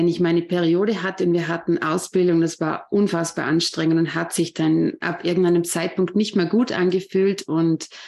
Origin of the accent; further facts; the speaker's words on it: Vorarlberg, Austria; Ja, ich bin …, ich komme aus Vorarlberg, aus Österreich und ich bin 36 Jahre alt.